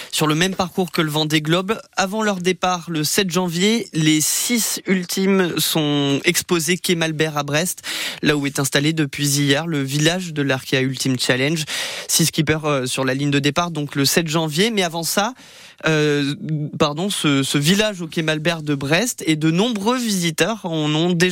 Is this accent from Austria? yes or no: yes; Austria; Je viens d'Autriche, là-bas on n'a pas la mer.